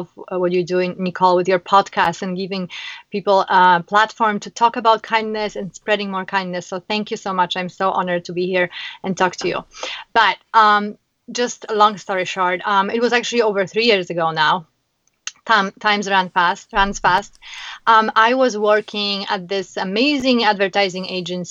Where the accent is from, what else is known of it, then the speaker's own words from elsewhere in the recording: Warsaw, Masovian Voivodeship, Poland; moved away as an adult; now in Chicago, United States; I am originally from Poland, Warsaw. I came to America in 2006.